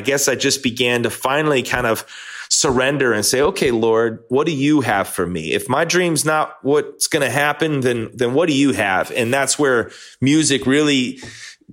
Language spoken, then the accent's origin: English; Chicago suburbs, Illinois, United States; I grew up in the Chicago suburbs